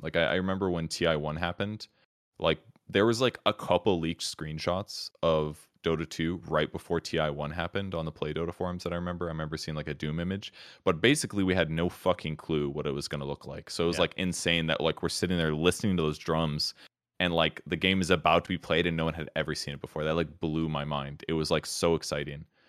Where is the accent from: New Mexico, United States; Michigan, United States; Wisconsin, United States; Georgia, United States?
Wisconsin, United States; I grew up in Wisconsin, which is a state in the Midwest.